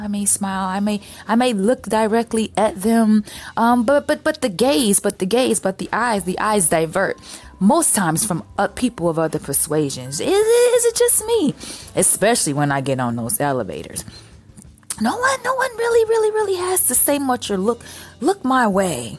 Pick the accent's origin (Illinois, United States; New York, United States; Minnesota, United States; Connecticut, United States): Illinois, United States; Chicago; I'm from Chicago. I'm from a major city